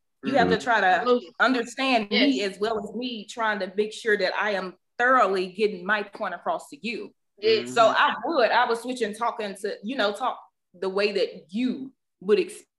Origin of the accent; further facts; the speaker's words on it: the South, United States; accent: deep Southern; I have a deep Southern accent